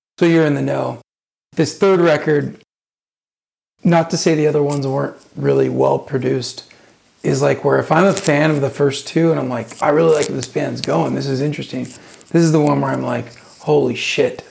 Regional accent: United States; Me as an American

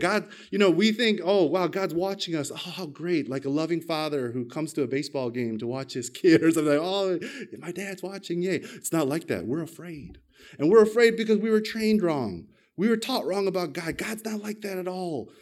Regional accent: United States; moved away as an adult; now in Australia; I'm an American, but I got my Australian citizenship when I married my Australian wife

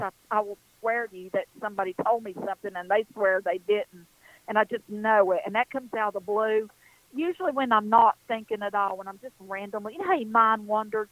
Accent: western North Carolina, United States; I'm an Appalachian girl. It's exactly what I am, right here in the foothills.

